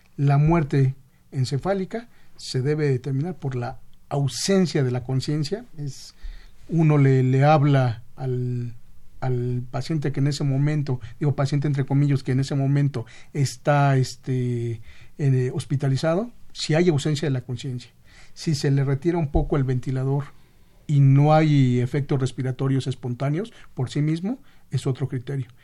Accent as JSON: {"language": "Spanish", "region": "Mexico City", "country": "Mexico", "said": "yo soy de Xochimilco, todavía se saluda de mano"}